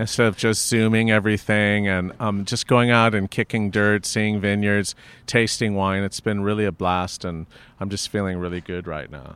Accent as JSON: {"language": "English", "town": "Los Angeles", "region": "California", "country": "United States", "tie": "born or raised there", "said": "I was born and raised in Hancock Park"}